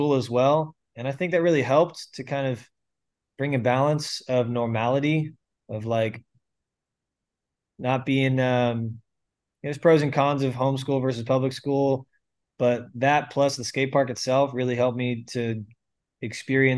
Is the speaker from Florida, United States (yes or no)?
yes; St. Petersburg, Florida, United States; I grew up in St. Petersburg, Florida, born and raised. I'm still here, still pastoring here